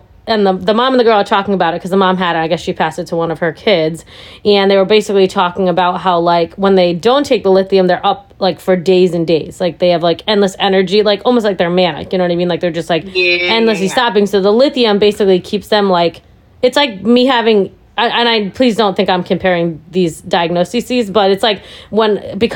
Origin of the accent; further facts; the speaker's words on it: New England, United States; also born or lived in India; we've lived in New England our entire lives